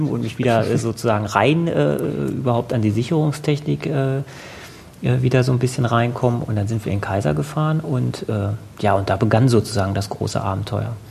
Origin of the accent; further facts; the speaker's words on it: Hanover, Lower Saxony, Germany; Also ich komme aus Hannover, ich wohne in Hannover. Ich war zwar zwischendurch mal kurz für ähm, Studienaufenthalte auswärts, aber habe sonst immer ähm, halt hier gewohnt.